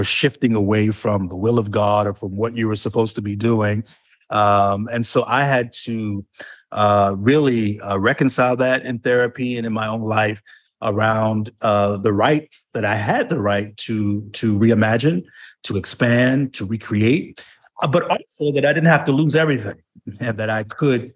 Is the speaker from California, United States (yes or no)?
no; New York, United States; moved away as an adult; also born or lived in Delaware; went back to New York, my home place